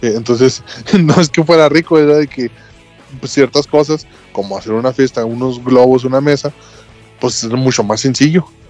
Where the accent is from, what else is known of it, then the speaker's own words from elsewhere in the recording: Ciudad Juárez, Chihuahua, Mexico; moved away; Yo soy norteño. Del, de exactamente la punta. No hay una ciudad más arriba de Juárez.